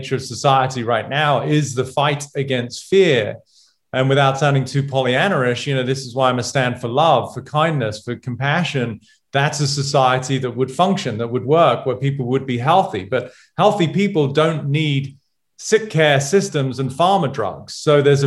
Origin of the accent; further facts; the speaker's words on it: England, United Kingdom; moved away; as a Brit, never played baseball, never watched baseball